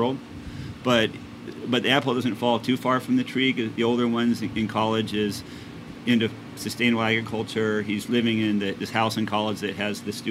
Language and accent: English; Winnipeg, Manitoba, Canada; moved away; I grew up in Winnipeg, which is an urban city